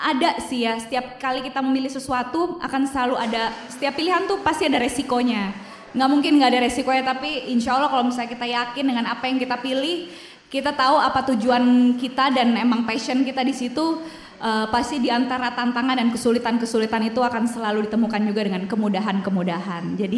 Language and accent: Indonesian; Indonesia; saya lahir dan tumbuh di negara Indonesia yang begitu kaya akan budayanya